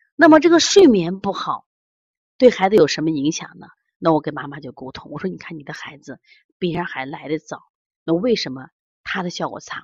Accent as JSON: {"language": "Chinese", "town": "Xi'an", "region": "Shaanxi", "country": "China", "said": "我们西安"}